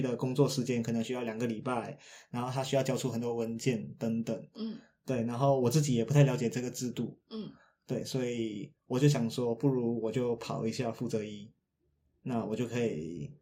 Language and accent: Chinese; Malaysia; now in Taiwan; 回到马来西亚，回到我的故乡去